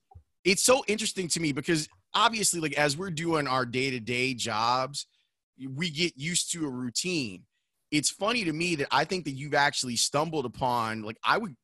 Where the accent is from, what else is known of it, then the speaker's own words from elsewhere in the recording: Chicago, Illinois, United States; I grew up on 111th in Halsted.